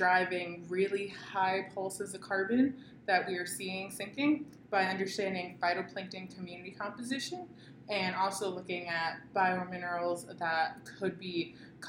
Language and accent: English; Boston, Massachusetts, United States; now in California, United States; I'm from the East Coast, more specifically the Boston area